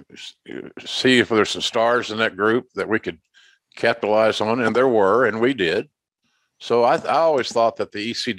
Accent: Oklahoma, United States; my home state of Oklahoma

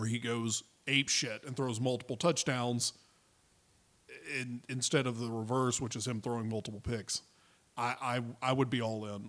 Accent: the South, United States; we're from the South.

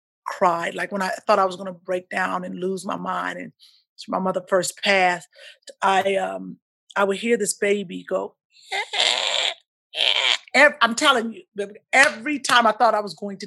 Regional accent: Midwest, United States; So growing up, and then growing up in the Midwest, as you know, it was just a good life.

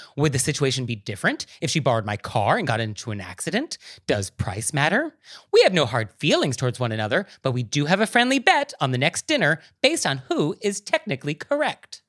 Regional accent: West Coast, United States; now in New York City, United States; I grew up on the West Coast, I moved to New York City.

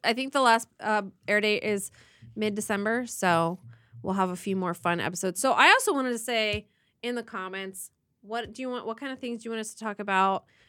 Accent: Midwest Ohio, United States; now in Los Angeles, United States; I grew up in Midwest Ohio

